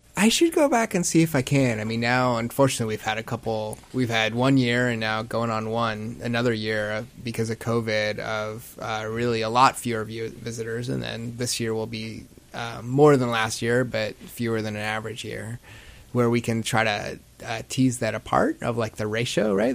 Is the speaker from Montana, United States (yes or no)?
no; Kenai, Alaska, United States; also born or lived in Anchorage; I grew up in Kenai